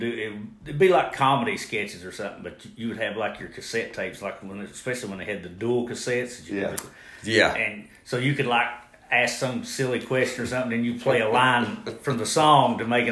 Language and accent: English; Olive Hill, Kentucky, United States; Olive Hill.